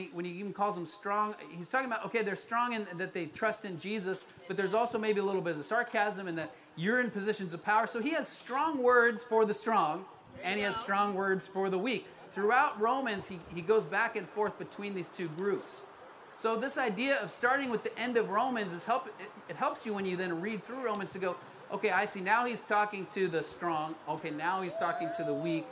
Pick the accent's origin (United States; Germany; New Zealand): United States; Colorado; moved away as an adult; also born or lived in Florida, United States; now in California, United States; I was born in Florida. I grew up in Colorado